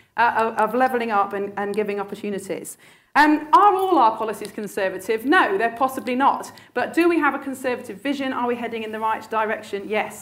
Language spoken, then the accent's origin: English; Sheffield, Yorkshire and the Humber, United Kingdom; I was born and brought up in Sheffield